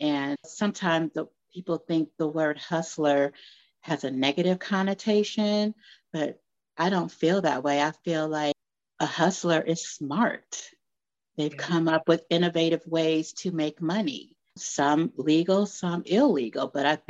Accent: Los Angeles, California, United States; moved away as an adult; also born or lived in Miami / Missouri; born and raised in Los Angeles, California. I have lived in several states

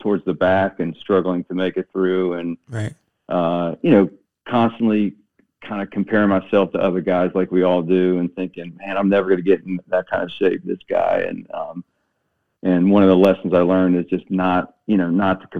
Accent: Waldorf, Maryland, United States; moved away as an adult; also born or lived in North Carolina; I grew up in a little town in Maryland, Southern Maryland, called Waldorf

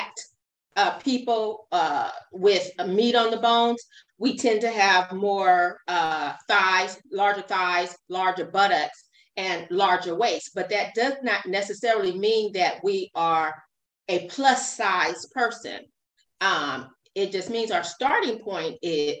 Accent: Fresno, California, United States; also born or lived in Long Beach, California / Inglewood, California; I was raised in Fresno, California, but I was born in Long Beach, California

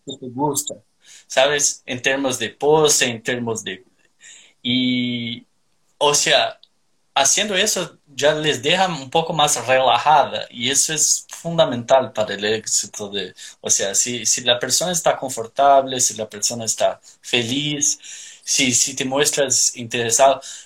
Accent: Curitiba, Paraná, Brazil; Spanish is a second language; now in Australia; Soy de Curitiba, al sur de Brasil

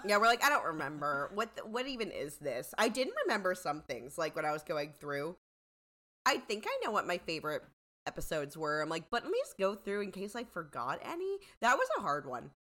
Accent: United States; I'm an American

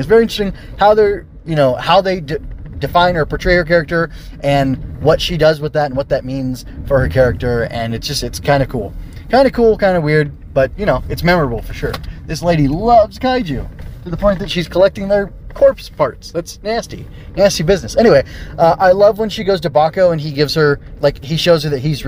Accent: United States; I come from the United States of America

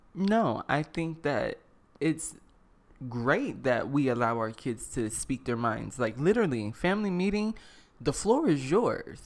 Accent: the South, United States; I'm from the South

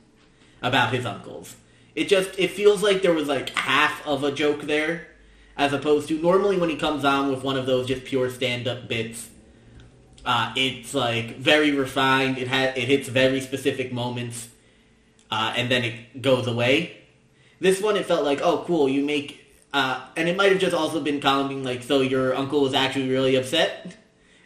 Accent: New Jersey, United States; someone from New Jersey

